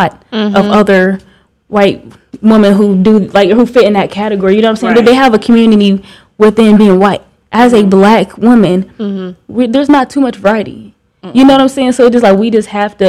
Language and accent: English; Iowa, United States; I'm from Iowa